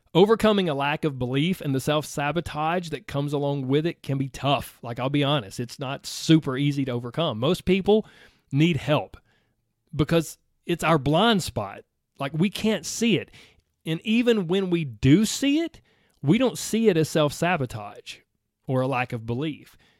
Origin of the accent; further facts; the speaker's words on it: the South, United States; I grew up in the South. I grew up in the country